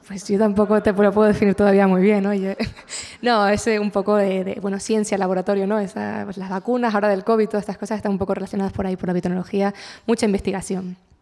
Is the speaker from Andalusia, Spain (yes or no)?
no; La Palma, Canary Islands, Spain; mi tierra